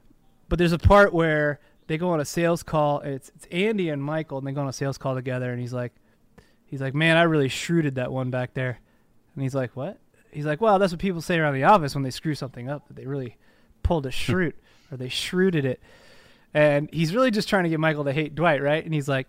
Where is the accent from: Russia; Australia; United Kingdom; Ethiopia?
Australia; Secondly, though, as an Australian, like you're in a completely different like mindset, right?